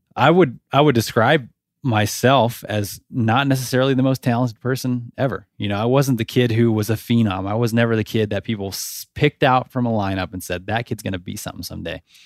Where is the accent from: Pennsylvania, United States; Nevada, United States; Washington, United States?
Nevada, United States; I grew up in Nevada